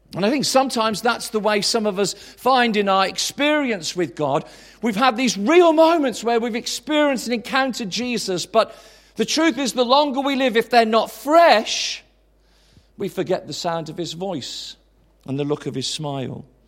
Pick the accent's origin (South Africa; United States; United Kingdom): United Kingdom; Tamworth, West Midlands; also born or lived in Swansea / High Wycombe; now in Birmingham, United Kingdom; I'm from Tamworth